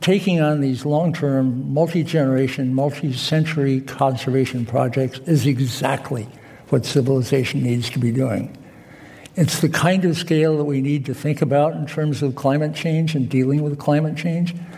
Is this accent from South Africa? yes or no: yes; South Africa; I'm from Africa, I'm from South Africa